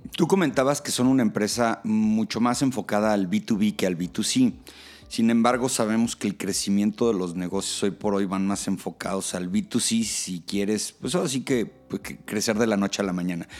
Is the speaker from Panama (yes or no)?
no; Mexico; como mexicanos